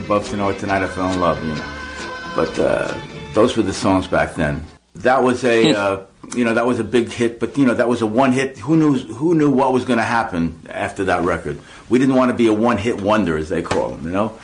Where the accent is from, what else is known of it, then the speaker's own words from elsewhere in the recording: New York City, New York, United States; when I was about 15 years old, I lived in Brooklyn, New York, in a little town called Brighton Beach.